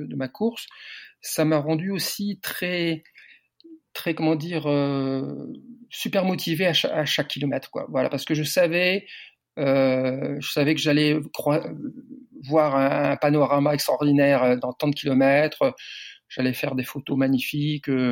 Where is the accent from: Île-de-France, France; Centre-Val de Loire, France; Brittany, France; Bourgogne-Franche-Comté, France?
Brittany, France; Landerneau; moved away as an adult; now in Perpignan, France; je suis breton. Je suis breton du Finistère. Je suis né à Landerneau, Finistère.